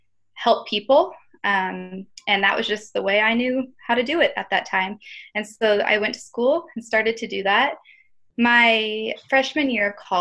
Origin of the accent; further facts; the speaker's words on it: Newport, Washington, United States; I grew up in Newport, Washington, which is about an hour north of Spokane